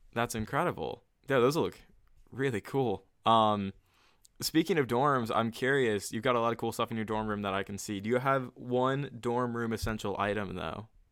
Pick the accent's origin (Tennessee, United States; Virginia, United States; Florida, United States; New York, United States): Virginia, United States; the Virginia area where we kinda grew up